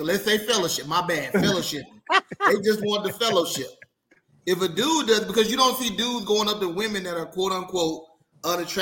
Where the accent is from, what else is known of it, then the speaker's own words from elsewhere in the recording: Mississippi, United States; I'm from Mississippi